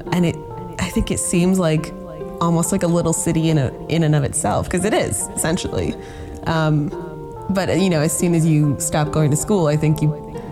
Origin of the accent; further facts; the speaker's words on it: Toronto, Ontario, Canada; moved away as an adult; I'm from Toronto